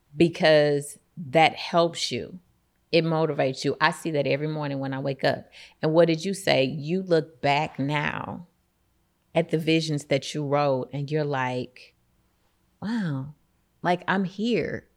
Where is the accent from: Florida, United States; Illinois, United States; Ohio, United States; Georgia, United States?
Illinois, United States; East St. Louis; I'm born and raised in East Saint Louis